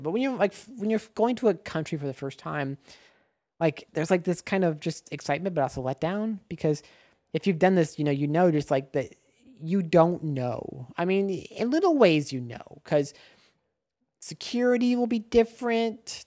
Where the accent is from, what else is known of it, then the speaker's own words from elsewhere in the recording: Nebraska, United States; moved away as an adult; now in Los Angeles, United States; I am from Nebraska originally, now I live in Los Angeles